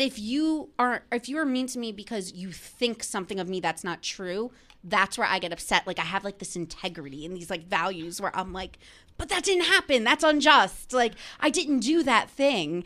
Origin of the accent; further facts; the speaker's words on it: New Jersey, United States; I'm from New Jersey